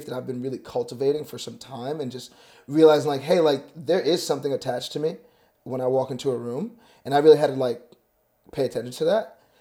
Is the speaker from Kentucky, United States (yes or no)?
no; New York, United States; I'm from New York